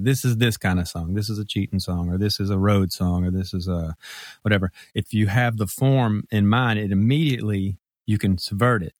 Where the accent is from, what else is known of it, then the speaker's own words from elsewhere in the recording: Mississippi, United States; moved away as an adult; now in Memphis, United States; it's Memphis, and I was born here, And, uh, you know, grew up in Mississippi